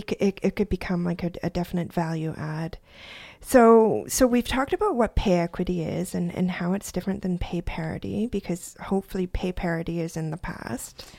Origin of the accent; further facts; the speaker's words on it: Parksville, British Columbia, Canada; also born or lived in Quebec; now in New Brunswick, Canada; I grew up in British Columbia